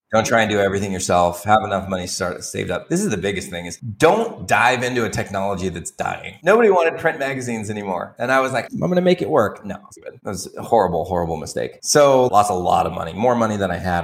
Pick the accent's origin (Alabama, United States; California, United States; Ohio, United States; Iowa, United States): California, United States; Torrance; moved away as an adult; also born or lived in Santa Barbara / San Diego; now in Tijuana, Mexico; So I grew up in a suburb of LA called Torrance